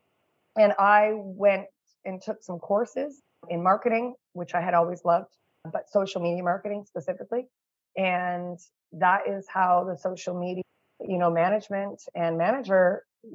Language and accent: English; Canada; I'm a Canadian mama of two